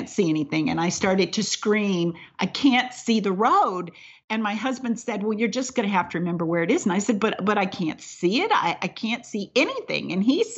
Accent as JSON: {"language": "English", "region": "North Carolina", "country": "United States", "tie": "born or raised there", "also_born_or_lived": "San Diego", "moved": "yes", "said": "as we would say in the South, where I grew up in North Carolina"}